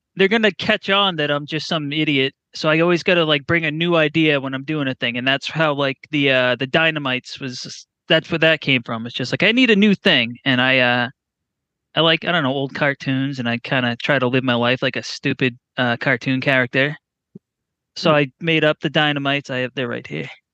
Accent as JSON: {"language": "English", "area": "New Hampshire, Massachusetts area", "region": "New England", "country": "United States", "said": "I'm from New Hampshire, Massachusetts area"}